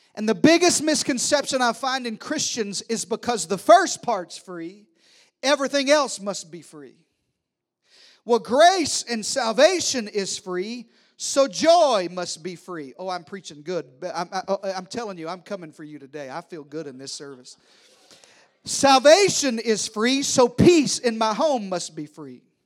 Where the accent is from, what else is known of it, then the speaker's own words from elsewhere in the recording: the South, United States; I'm from the South